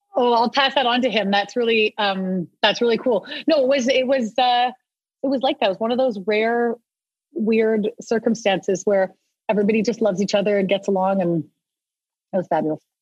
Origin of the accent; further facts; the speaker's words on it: Vancouver, British Columbia, Canada; also born or lived in Ottawa; I was born in Ottawa, but I actually grew up since I was two in Vancouver